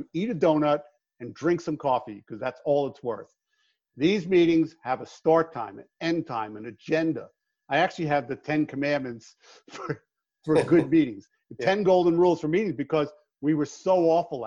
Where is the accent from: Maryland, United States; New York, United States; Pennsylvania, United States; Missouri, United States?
New York, United States; now in Phoenix, United States; I am from New York